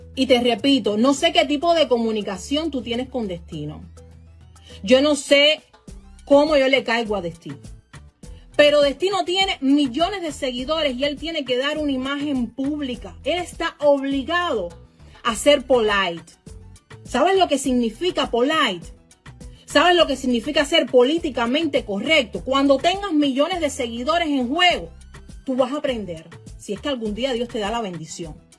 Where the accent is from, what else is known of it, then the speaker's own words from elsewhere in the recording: Cuba; now in United States; Yo soy americana y lo digo con muchísimo orgullo. Soy cubana americana